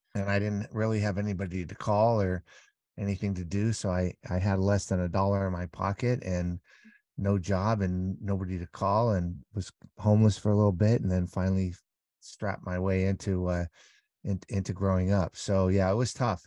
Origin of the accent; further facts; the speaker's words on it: Southern California, United States; now in Las Vegas, United States; I grew up in Southern California